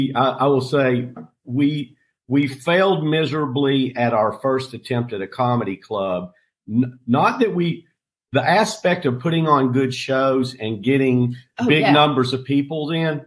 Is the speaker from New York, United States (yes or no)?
no; on the North Carolina-Tennessee border, United States; now in Sarasota, United States; I grew up in Tennessee on the North Carolina-Tennessee border. And I just love those mountains.